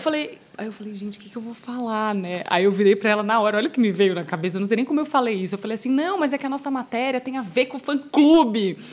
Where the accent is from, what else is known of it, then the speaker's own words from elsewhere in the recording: Brazil; eu sou brasileira